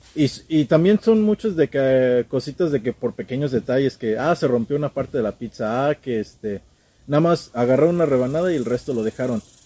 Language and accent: Spanish; State of Mexico, Mexico; moved away as an adult; now in Houston, United States; nací yo aquí en Houston, Texas, pero desde muy pequeño me fui al Estado de México y de ahí estuve hasta apenas, pues casi toda mi niñez, adolescencia, infancia, eh, adultez